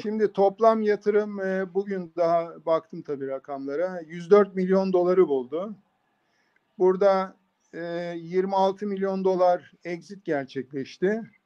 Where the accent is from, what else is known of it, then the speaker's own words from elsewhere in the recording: Bursa, Turkey; moved away as an adult; also born or lived in Istanbul / San Diego, United States; ben 1963 e, Bursa doğumluyum